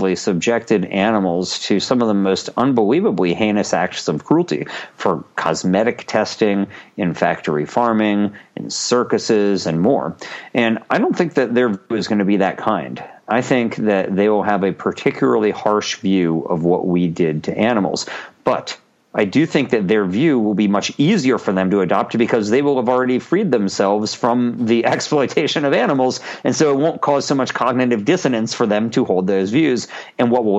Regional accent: United States; I'm an American

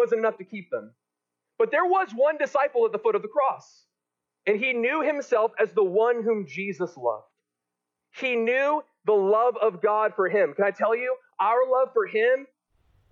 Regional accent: Texas, United States; I'm from Texas

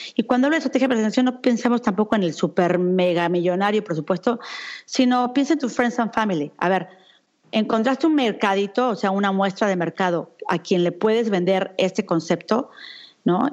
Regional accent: Mexico City, Mexico; moved away as an adult; also born or lived in United States / Europe; yo soy una mexicana que durante mucho tiempo viví en México. Me fui en el 99 de México, me fui para Estados Unidos y de ahí me vine a Europa.

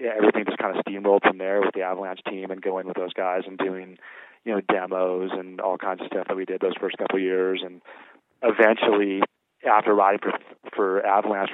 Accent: San Diego, California, United States; moved away; My brother and I grew up as like surfer rats down in San Diego

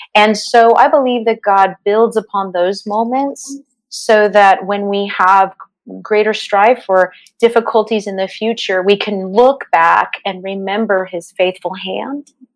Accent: Los Angeles, California, United States; also born or lived in Santa Clarita, California; I grew up in the San Fernando Valley

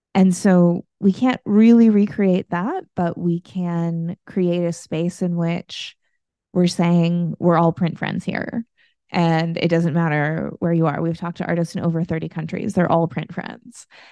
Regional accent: United States; I'm from the United States

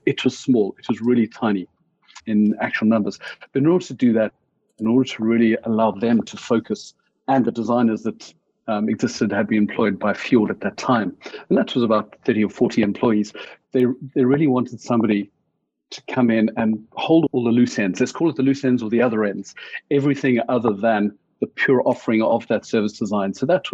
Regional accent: Johannesburg, Gauteng, South Africa; moved away as an adult; also born or lived in Cape Town; Born and bred South African. So way back, I'm not going to give my age away, but until the age of late 20s, early 30s, it was growing up mainly in Johannesburg, then down in Cape Town.

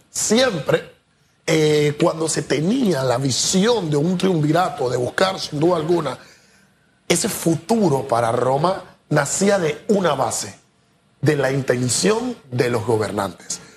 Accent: Panama; nosotros como panameños

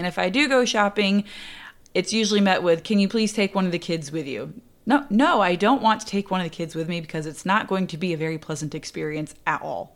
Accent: Indiana, United States; born or raised there

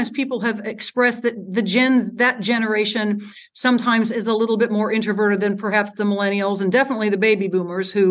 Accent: United States

